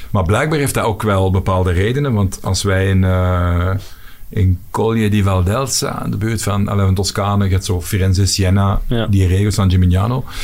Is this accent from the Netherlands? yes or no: no; Flanders, Belgium